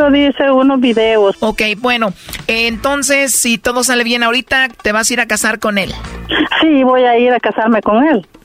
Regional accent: El Salvador; accent: centroamericano; moved away; Soy salvadoreña.

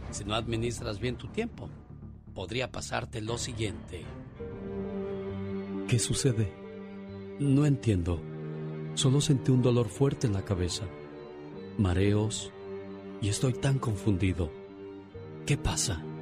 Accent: San Juan Mixtepec, Oaxaca, Mexico; now in United States; porque un día Salí de San Juan Mixtepec, Oaxaca. Pero San Juan Mixtepec, Oaxaca nunca salió de mí.

